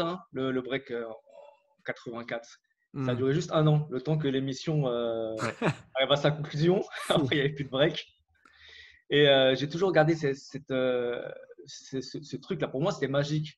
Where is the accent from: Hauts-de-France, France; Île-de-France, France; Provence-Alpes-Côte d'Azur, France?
Île-de-France, France; Valenton; moved away as an adult; now in Montreal, Canada; je viens de, Créteil à la base. En fait, je viens d'à côté de Créteil, de Valenton